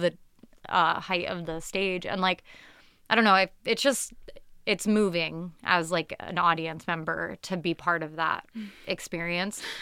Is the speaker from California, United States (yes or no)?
no; Tucson, Arizona, United States; As like a kid growing up in Tucson